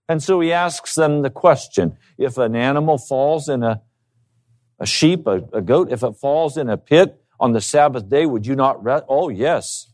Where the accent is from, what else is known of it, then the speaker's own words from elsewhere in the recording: United States; I've been raised as an American